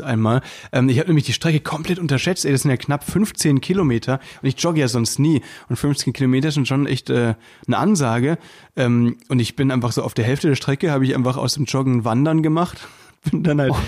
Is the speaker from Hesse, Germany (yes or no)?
no; Müllheim, Baden-Württemberg, Germany; moved away; bei uns in Müllheim